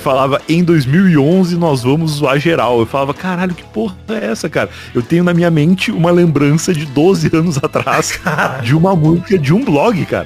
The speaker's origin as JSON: {"language": "Portuguese", "region": "Rio Grande do Sul", "country": "Brazil", "tie": "born or raised there", "said": "eu sou gaúcho, né? E lá no Rio Grande do Sul"}